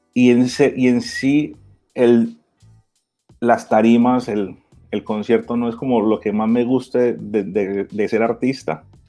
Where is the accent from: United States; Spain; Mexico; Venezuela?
United States; Miami, Florida; moved away as an adult; also born or lived in Barranquilla, Colombia; now in Colombia; colombiano, me crié en Miami.